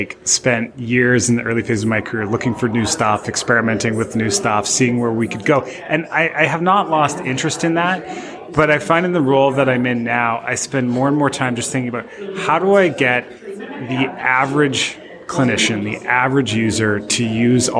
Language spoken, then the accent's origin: English; Canada; accent: Canadian; moved away as an adult; also born or lived in Montreal / Providence; now in Portland, United States; I am secretly Canadian and can drift back into that accent if I need